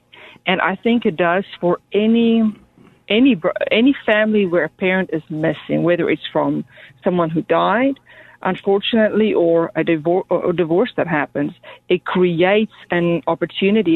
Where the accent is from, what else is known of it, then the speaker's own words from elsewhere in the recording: Johannesburg, Gauteng, South Africa; I was born and raised in Johannesburg, South Africa, in a single-parent family home